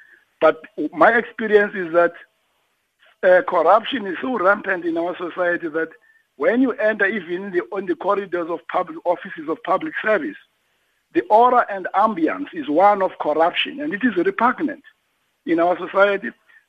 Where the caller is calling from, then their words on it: King William's Town, Eastern Cape, South Africa; I'm calling from King Williamstown.